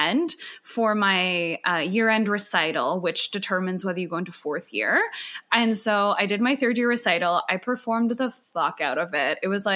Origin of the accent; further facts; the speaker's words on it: Calgary, Alberta, Canada; moved away as an adult; also born or lived in Montreal / Vancouver; now in Toronto, Canada; I grew up in Calgary.